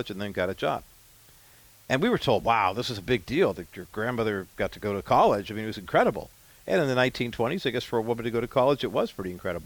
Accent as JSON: {"language": "English", "region": "California", "country": "United States", "said": "As a Californian who has graduated from high school"}